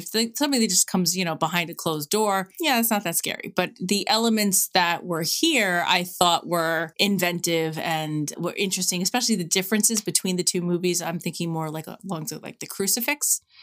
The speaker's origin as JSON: {"language": "English", "town": "New York City", "region": "New York", "country": "United States", "tie": "born or raised there", "moved": "yes", "lives_now": "Levittown, United States", "said": "I grew up in Queens"}